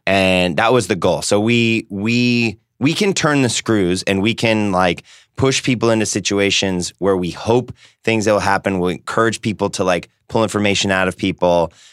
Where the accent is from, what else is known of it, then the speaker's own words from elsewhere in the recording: San Diego, California, United States; we're both from San Diego